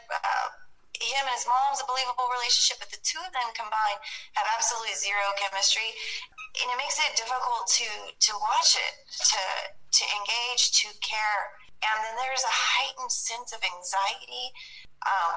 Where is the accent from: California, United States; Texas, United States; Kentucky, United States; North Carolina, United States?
Texas, United States; I'm a Southern woman. I am from Texas. I'm sitting in Texas right now